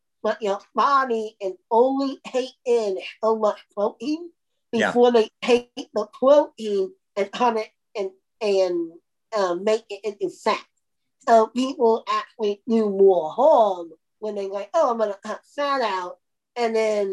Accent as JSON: {"language": "English", "region": "Indiana", "country": "United States", "said": "I'm from Indiana, and basketball is a big thing here in Indiana"}